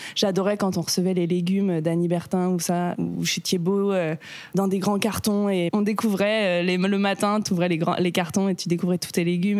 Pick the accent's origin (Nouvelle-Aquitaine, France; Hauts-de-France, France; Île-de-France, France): Île-de-France, France; Marcoussis; now in Paris, France; j'ai grandi là-bas, à Marcoussis précisément